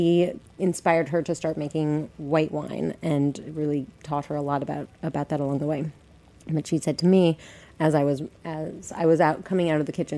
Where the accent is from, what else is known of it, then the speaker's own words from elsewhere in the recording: Colorado, United States; moved away as an adult; now in New York City, United States; I'm from Colorado